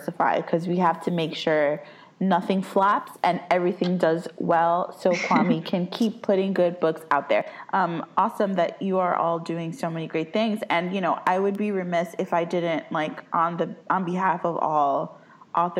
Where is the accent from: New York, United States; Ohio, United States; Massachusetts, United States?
New York, United States; New York City; I'm from the Bronx